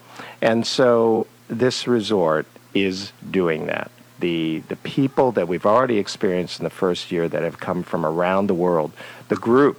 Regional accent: Washington, District of Columbia, United States; also born or lived in South Carolina / Richmond, Virginia; now in Middleburg, United States; I grew up in Washington, D.C. I grew up in downtown D.C., so I was very familiar with Middleburg as I grew up.

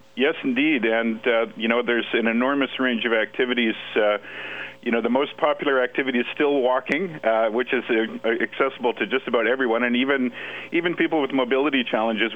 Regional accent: British Columbia, Canada; I'm from British Columbia

